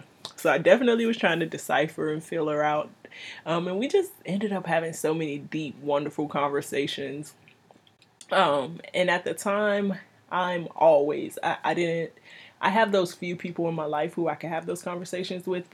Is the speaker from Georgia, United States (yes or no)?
no; Miami, Florida, United States; moved away; I'm originally from Miami.